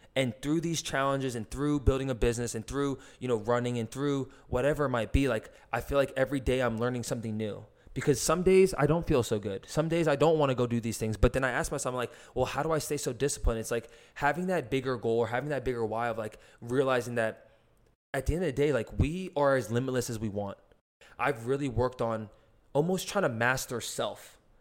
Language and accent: English; New Jersey, United States; I was born in New Jersey